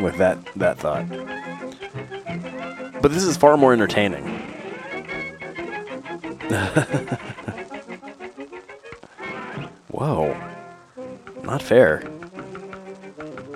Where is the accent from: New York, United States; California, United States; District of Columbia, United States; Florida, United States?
California, United States; San Diego; growing up in San Diego.